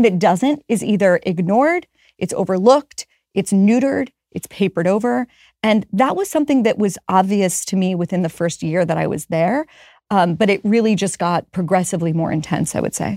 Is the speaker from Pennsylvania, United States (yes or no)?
yes; Pittsburgh, Pennsylvania, United States; moved away; I'm from Pittsburgh